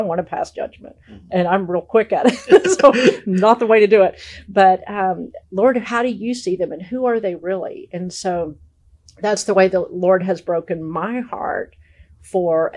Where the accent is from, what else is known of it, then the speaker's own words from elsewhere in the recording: Dallas, Texas, United States; now in Arkansas, United States; I'm originally from Dallas, and shortly after I moved to Arkansas